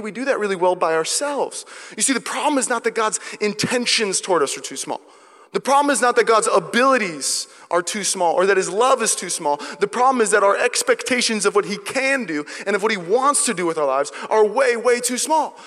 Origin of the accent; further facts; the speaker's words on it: Seattle, Washington, United States; now in Walnut Creek, United States; I'm from Seattle